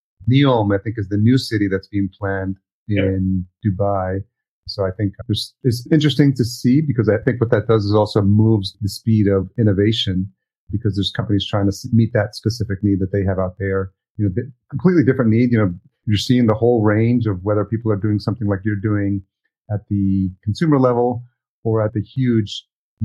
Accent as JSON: {"language": "English", "country": "El Salvador", "tie": "born or raised there", "moved": "yes", "said": "I'm Salvadorian. I was born in El Salvador"}